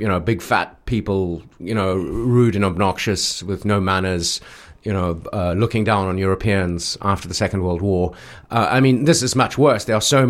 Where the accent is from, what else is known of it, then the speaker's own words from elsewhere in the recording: South Africa; now in Beijing, China; growing up in South Africa